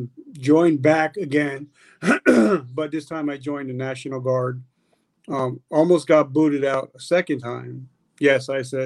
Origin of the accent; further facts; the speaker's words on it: New Jersey, United States; I grew up in New Jersey.